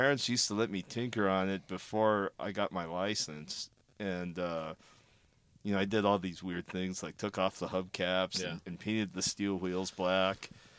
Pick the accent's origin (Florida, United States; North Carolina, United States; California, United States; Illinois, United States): California, United States; Gardena; In Gardena, kind of by where the MotoIQ office is now. I mean, I probably grew up about three blocks away from there.